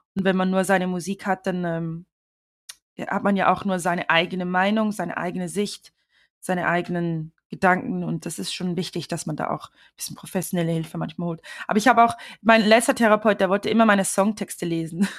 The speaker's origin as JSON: {"language": "German", "country": "Switzerland", "tie": "born or raised there", "moved": "yes", "lives_now": "London, United Kingdom", "said": "ich bin ja in der Schweiz aufgewachsen"}